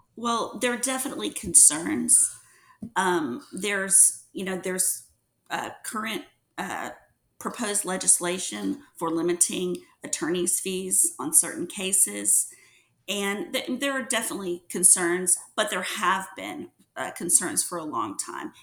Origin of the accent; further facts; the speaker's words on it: Mississippi Gulf Coast, United States; moved away as an adult; also born or lived in New Orleans, Louisiana; now in Houston, United States; I'm originally from the Mississippi Gulf Coast